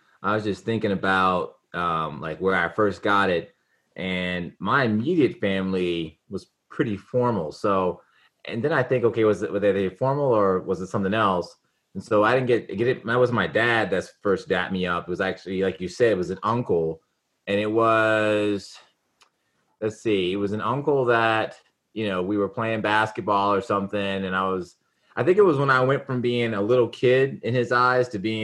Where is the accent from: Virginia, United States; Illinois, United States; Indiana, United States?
Virginia, United States; Richmond; grew up in Richmond, Virginia.